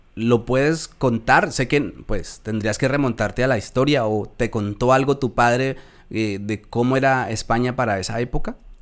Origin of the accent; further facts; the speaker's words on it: Colombia; accent: Colombian; moved away as an adult; now in Spain; mi acento se conserva muy bien eh, en cuanto al colombiano